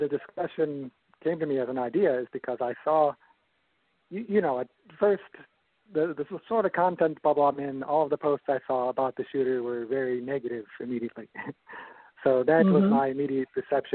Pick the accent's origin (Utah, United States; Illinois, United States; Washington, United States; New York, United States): Illinois, United States; Chicago; moved away; I grew up in the Chicago area and I moved to Southern Illinois